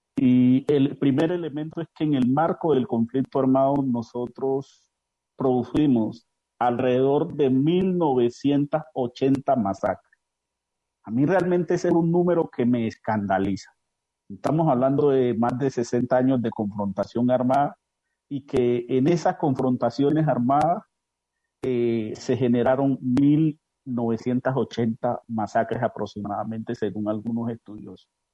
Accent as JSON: {"language": "Spanish", "town": "Bojayá", "region": "Chocó", "country": "Colombia", "said": "vengo de Bojayá"}